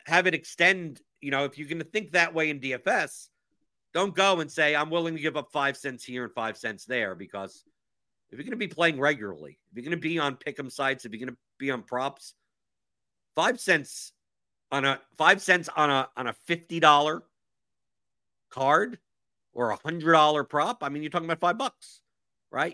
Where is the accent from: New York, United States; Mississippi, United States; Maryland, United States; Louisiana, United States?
New York, United States; moved away; I'm originally from New York